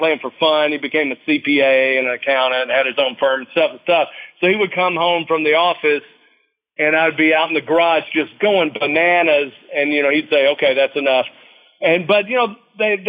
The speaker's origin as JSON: {"language": "English", "town": "Nashville", "region": "Tennessee", "country": "United States", "tie": "born or raised there", "said": "I was born and raised in Nashville, Tennessee."}